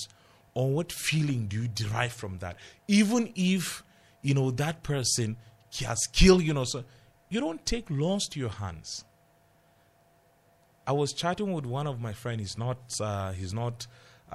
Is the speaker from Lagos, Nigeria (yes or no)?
no; Jos, Plateau, Nigeria; I grew up in Jos.